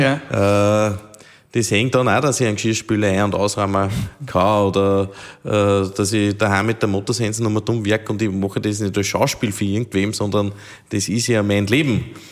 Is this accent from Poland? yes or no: no; Steinhaus, Upper Austria, Austria; in meiner Heimatgemeinde